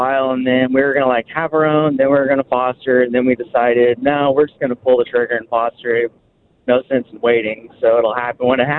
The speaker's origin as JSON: {"language": "English", "town": "Stigler", "region": "Oklahoma", "country": "United States", "tie": "born or raised there", "said": "I grew up in Stigler, a small town"}